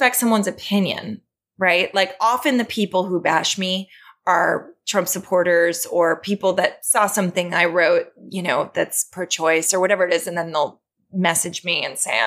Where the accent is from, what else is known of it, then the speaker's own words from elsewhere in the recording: New York, United States; growing up in New York, I feel like I'm an observer. Yeah. I've just lived here for 44 years